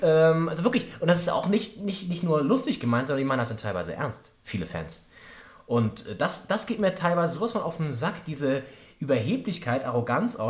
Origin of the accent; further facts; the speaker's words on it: Flensburg, Schleswig-Holstein, Germany; now in Berlin, Germany; In Flensburg, ganz oben an der, an der Grenze zu Dänemark